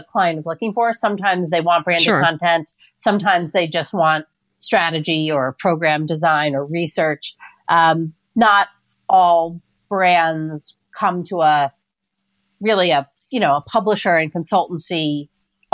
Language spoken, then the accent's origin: English; New York City, New York, United States; I'm not just a New Yorker. I'm born and bred in Queens